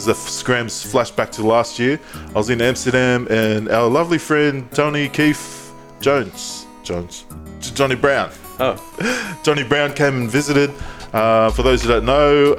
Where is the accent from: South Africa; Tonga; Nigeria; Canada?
Tonga; I'm Tongan.